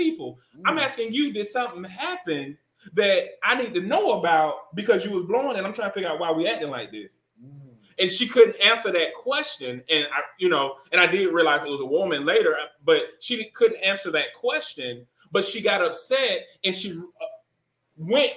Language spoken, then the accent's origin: English; Deep South, United States; growing up in the Deep South